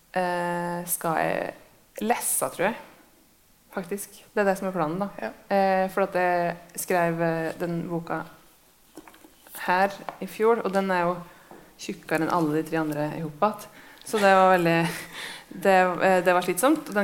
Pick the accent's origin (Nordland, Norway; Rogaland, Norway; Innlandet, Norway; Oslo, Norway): Innlandet, Norway; Hamar; jeg er fra Hamar